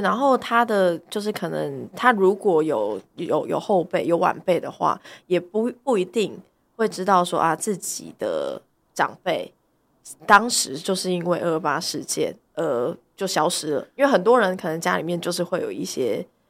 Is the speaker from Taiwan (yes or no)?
yes; Tainan, Taiwan; 我是在台南成长的嘛